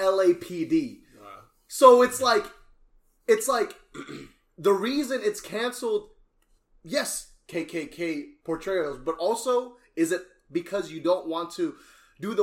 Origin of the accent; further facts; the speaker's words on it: Cimahi, West Java, Indonesia; now in Houston, United States; I'm from Indonesia, bro. Representing Cimahi